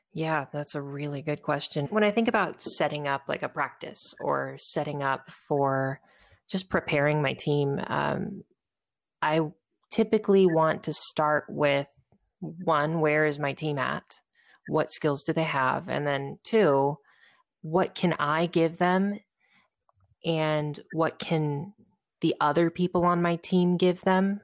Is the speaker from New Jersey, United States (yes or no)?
no; Southern California, United States; I was moving back to nearby my hometown uh, in Southern California